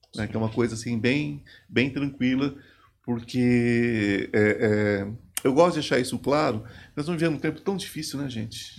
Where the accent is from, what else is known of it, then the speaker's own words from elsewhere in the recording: São Paulo, Brazil; eu sou paulista, sou aqui do interior, sou de São Paulo